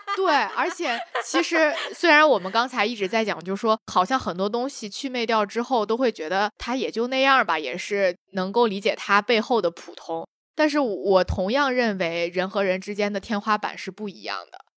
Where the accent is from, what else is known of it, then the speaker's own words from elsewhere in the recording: China; 因为我们生活在中国，然后从小长大